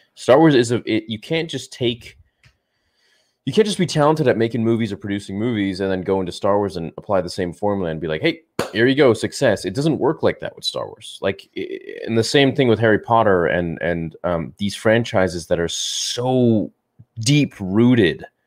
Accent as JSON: {"language": "English", "country": "Canada", "said": "I'm from Canada"}